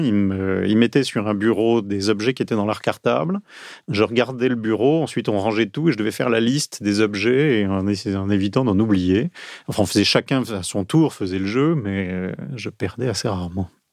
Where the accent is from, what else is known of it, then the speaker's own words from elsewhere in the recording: Marseille, Provence-Alpes-Côte d'Azur, France; also born or lived in Vaucluse; now in Paris, France; je suis né à Marseille, j'ai grandi au bord de la Méditerranée